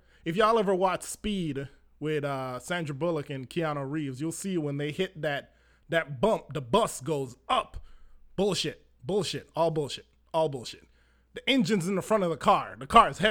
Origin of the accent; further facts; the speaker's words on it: Manchester Parish, Jamaica; I was born in Manchester, and for driving from Manchester to Montego Bay, that was a thing that my family always did